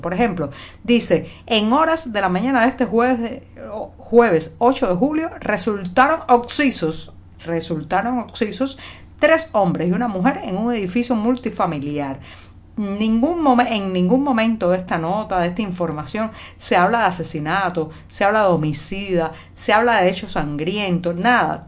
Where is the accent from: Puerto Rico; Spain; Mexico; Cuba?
Cuba; cubana, periodista, ciudadana